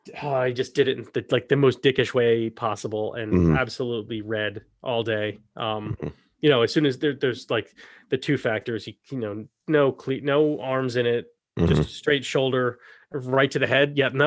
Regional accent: Scotland, United Kingdom; I'm from Scotland. So it's nice to be able to give them a shout.

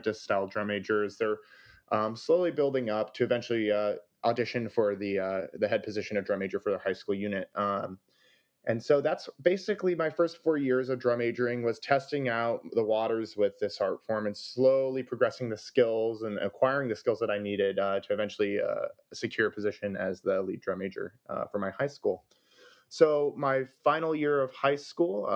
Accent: California, United States; I'm from California

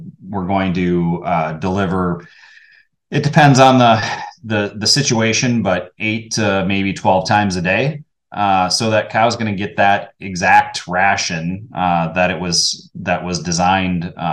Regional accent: Wisconsin, United States; Born and raised in Wisconsin

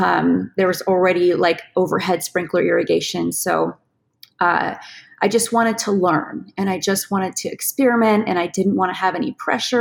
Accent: California, United States; We came from California near LA, and life was very chaotic

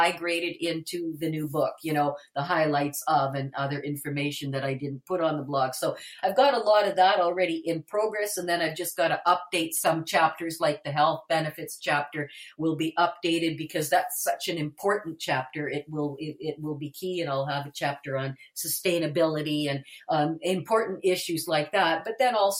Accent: Winnipeg, Manitoba, Canada; I was born and raised in Winnipeg, and I have lived just outside of Winnipeg my entire life.

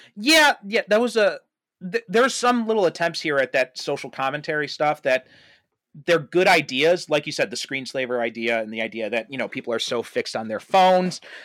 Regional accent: United States; I grew up in America, I went to American schools, I didn't pick up his British accent

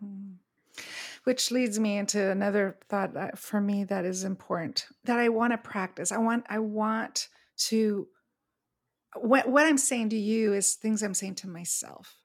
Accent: Montreal, Quebec, Canada; moved away as an adult; now in Palm Springs, United States; But I grew up in Montreal, where we had very clear, distinct four seasons

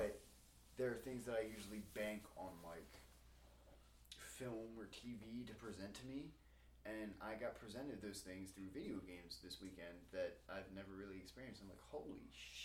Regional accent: Baltimore, Maryland, United States; I'm from Baltimore

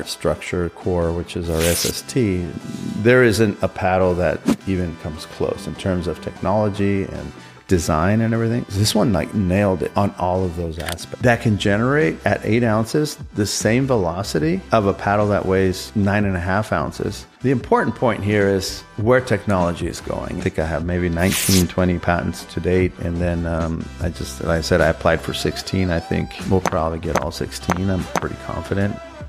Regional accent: Southern California, United States; growing up in Southern California

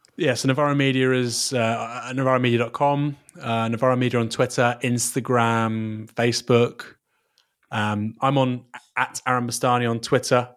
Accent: Bournemouth, South West England, United Kingdom; I'm from Bournemouth. Um, I, I would go to Watchbournemouth occasionally as a kid

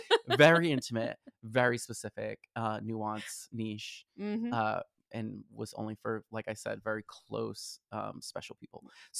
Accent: Boston, Massachusetts, United States; moved away; growing up in Boston, it was very much more wintry

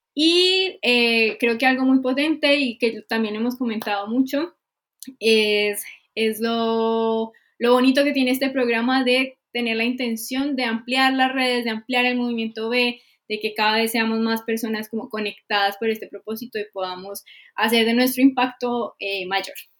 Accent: Colombia; now in Chile; soy colombiana

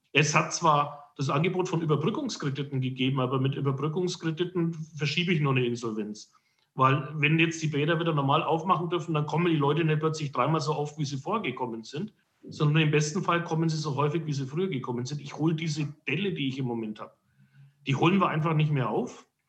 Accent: Herzogenaurach, Bavaria, Germany; ich bin gebürtiger Herzogenaurach

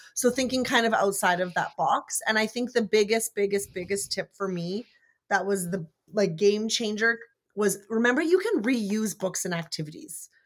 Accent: Canada; I'm Canadian

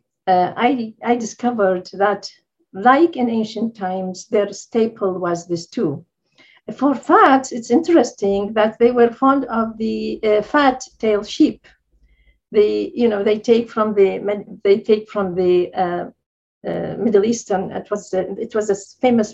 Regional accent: Baghdad, Baghdad Governorate, Iraq; I grew up in Baghdad, which is a kind of multi-ethnic, society

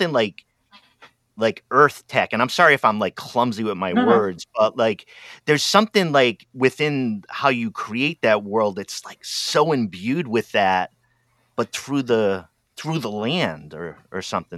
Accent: East Coast, United States; now in Oregon, United States; I'm from the East Coast of the United States, industrial city, old industrial city, kind of rundown mills and stuff like that. But I'm out in Oregon now on the other coast

